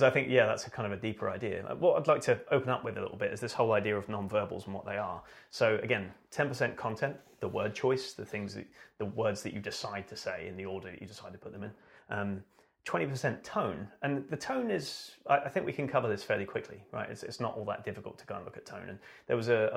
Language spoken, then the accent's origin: English; British / England, United Kingdom; especially as a British person